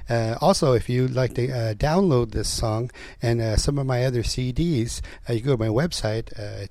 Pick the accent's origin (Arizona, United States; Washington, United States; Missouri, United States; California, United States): California, United States; San Diego; I'm from the La Jolla Indian Reservation right here in San Diego, California.